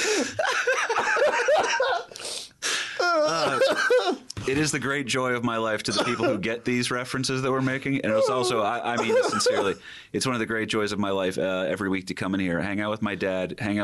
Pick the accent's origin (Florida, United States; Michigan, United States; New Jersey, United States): New Jersey, United States; We're from Jersey